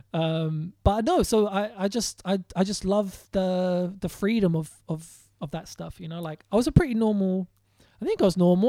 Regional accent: London, United Kingdom; I grew up in West Hampstead, but I spent a lot of time in Kilburn.

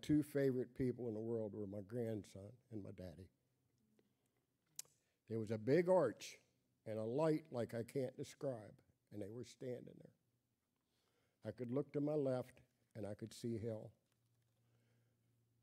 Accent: West Virginia, United States; I'm just a old hillbilly boy born and raised in West Virginia

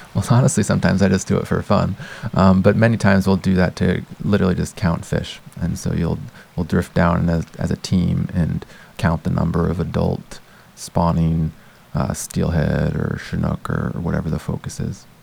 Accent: United States; moved away as an adult; now in Canada; Growing up in the United States

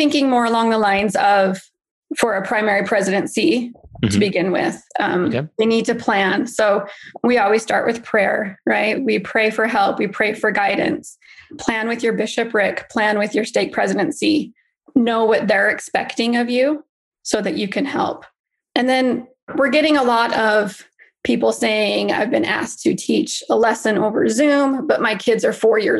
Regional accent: Idaho, United States; moved away as an adult; also born or lived in Utah; now in Arizona, United States; No, I'm originally from Idaho, then lived in Utah for 10 years and then moved here about 3 years ago.

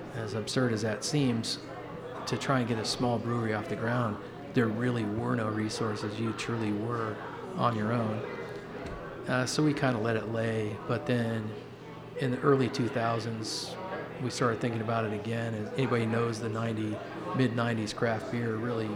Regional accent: Denver, Colorado, United States; I'm from Denver originally

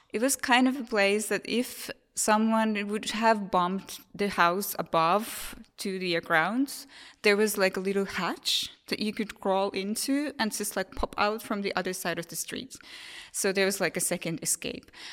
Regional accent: Finland; I'm from Finland, so it's very common for us to talk about these things

